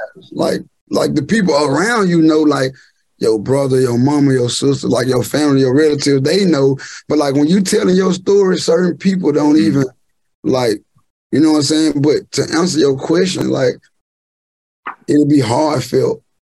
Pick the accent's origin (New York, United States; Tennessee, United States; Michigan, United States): Tennessee, United States; Memphis; moved away as an adult; now in Houston, United States; I'm from Memphis